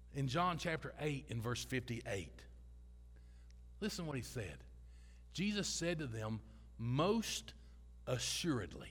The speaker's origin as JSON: {"language": "English", "region": "Kentucky", "country": "United States", "said": "I'm from Kentucky."}